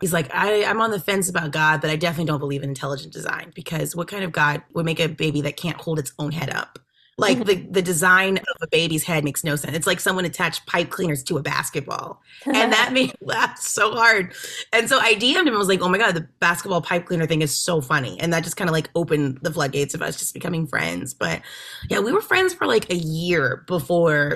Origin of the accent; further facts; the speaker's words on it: Texas, United States; moved away; growing up in Texas